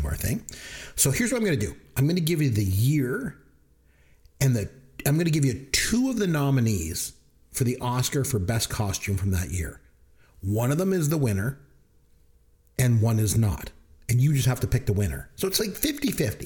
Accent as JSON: {"language": "English", "country": "Canada", "said": "I'm Canadian"}